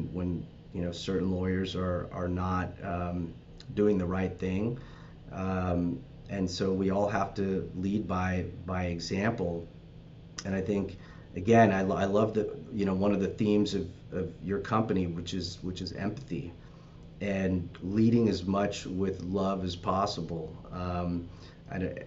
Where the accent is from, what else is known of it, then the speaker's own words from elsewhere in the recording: Los Angeles, California, United States; I'm from the Valley and North Hollywood